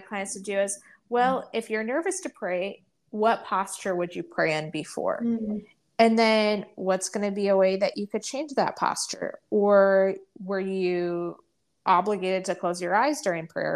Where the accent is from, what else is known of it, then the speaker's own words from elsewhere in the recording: Indiana, United States; now in Adirondack Mountains, United States; where are you from originally? And I say Indiana